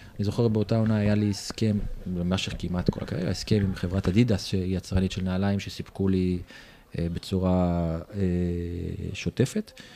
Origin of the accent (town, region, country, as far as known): Israel; moved away as an adult; also born or lived in Germany